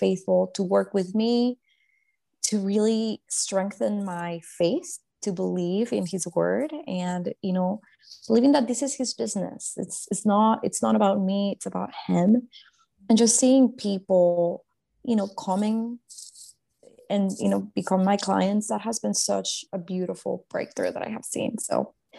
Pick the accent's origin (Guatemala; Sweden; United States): Guatemala; I grew up in Guatemala, born and raised